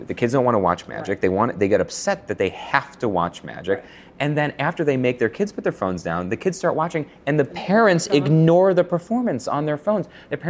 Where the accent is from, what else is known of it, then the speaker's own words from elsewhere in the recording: Buffalo, New York, United States; now in Connecticut, United States; I came from Buffalo where there was a magician in every restaurant.